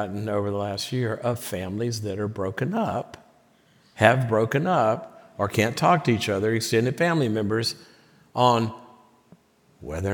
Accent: the South, United States; moved away; I'm from the South

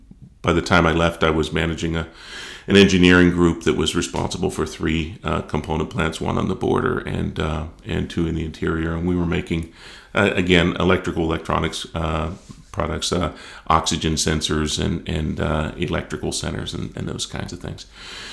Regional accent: Pittsburgh area, Pennsylvania, United States; moved away as an adult; now in Jackson, United States; growing up in the Pittsburgh area

